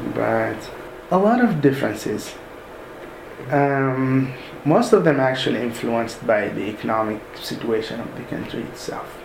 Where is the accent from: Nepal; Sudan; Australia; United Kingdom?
Sudan; moved away as an adult; now in United States; originally I'm from Sudan, mm-hmm. so I studied all my studies in Sudan until the uh, college level.